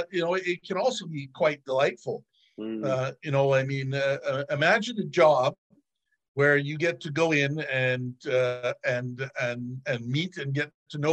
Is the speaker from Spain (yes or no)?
no; Ontario, Canada; I got a job at a hotel in my hometown in Ontario as a young high school student